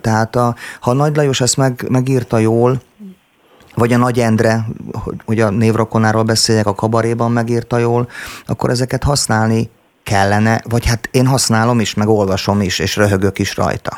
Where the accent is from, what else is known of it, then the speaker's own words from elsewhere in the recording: Szombathely, Vas, Hungary; moved away as an adult; also born or lived in Budapest; now in Martonvásár, Hungary; egy lakótelepen nőttem fel most az éppen aktuális producertársammal, a Kovács Tibivel